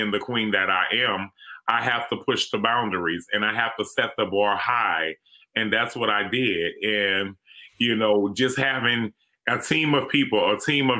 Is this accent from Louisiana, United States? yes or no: yes; New Orleans, Louisiana, United States; it was rough growing up here in New Orleans, being Black and growing up in the community that I grew up